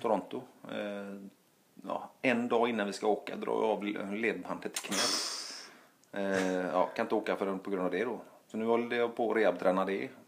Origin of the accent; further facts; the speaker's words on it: Gothenburg, Västra Götaland, Sweden; also born or lived in Stockholm; hemma i Göteborg